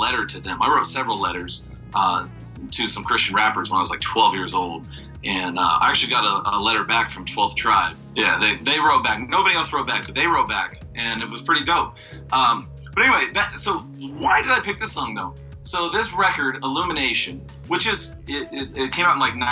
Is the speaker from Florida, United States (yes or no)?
no; Bakersfield, California, United States; growing up in Bakersfield, California